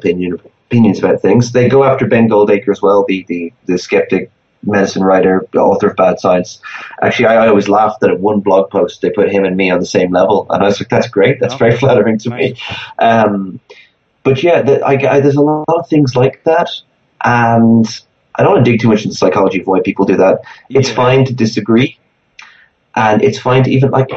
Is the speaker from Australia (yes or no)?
no; Ireland; in Ireland, my home country.